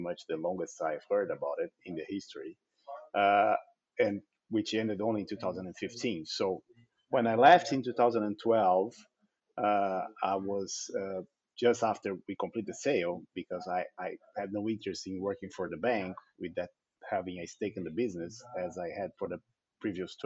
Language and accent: English; Brazil; also born or lived in Netherlands; my family moved back to Brazil when I was just 8 months old